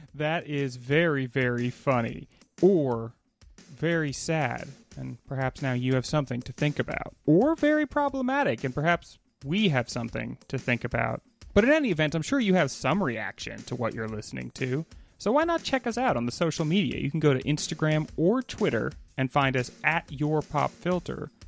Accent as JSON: {"language": "English", "country": "United States", "said": "me being an American"}